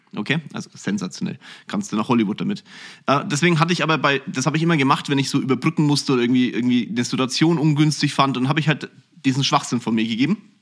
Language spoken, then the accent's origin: German; Kulmbach, Bavaria, Germany; ich bin aufgewachsen in Kulmbach, einem wirklich süßen kleinen Städtchen